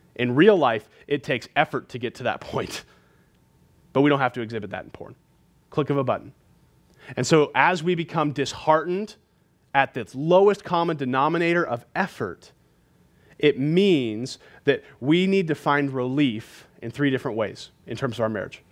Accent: California, United States; now in Montana, United States; I'm from California

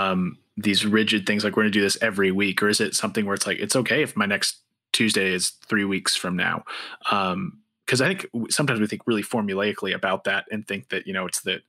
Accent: Montana, United States; I'm from Montana

